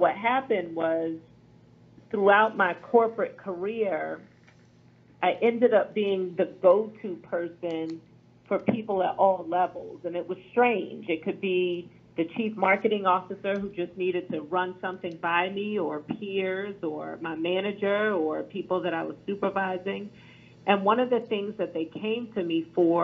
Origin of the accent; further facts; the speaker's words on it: Philadelphia, Pennsylvania, United States; I'm from Philadelphia